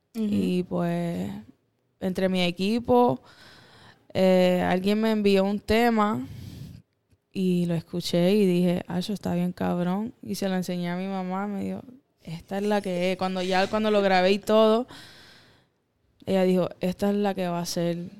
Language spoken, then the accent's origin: Spanish; Miami, Florida, United States; first language English; Spanish is a second language; Because I was born in Miami.